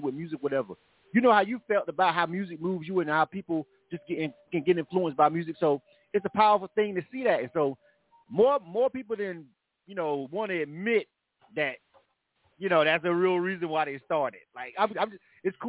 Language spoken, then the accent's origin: English; the South, United States; I'm from the South.